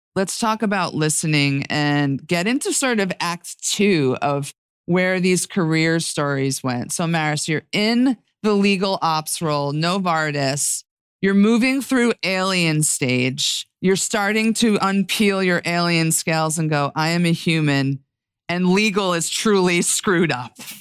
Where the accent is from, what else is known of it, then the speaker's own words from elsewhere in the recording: New York, United States; as a New Yorker